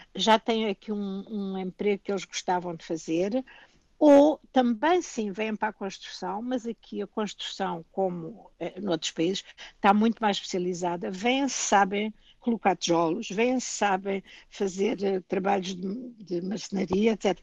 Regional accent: Portugal; moved away as an adult; also born or lived in London, United Kingdom; now in Canada; Eu sou canadiana e sou portuguesa

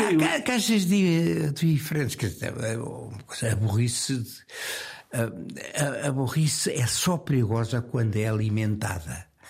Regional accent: Lisbon, Portugal; eu nasci no Campo Grande uh, numa, numa casa que foi, que, que foi a última coisa que, que, me ligou a Lisboa

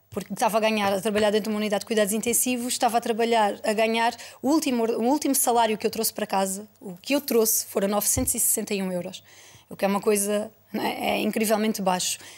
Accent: Portugal; queiramos ou não, eu sou portuguesa, não é? Apesar de, da minha família vir do lado de lá da raia, um, senti que tinha de ficar aqui.

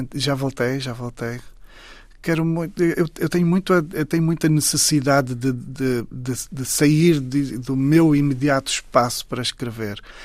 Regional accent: Saurimo, Lunda Sul, Angola; moved away; Saurim, que é exatamente a terra onde eu nasci

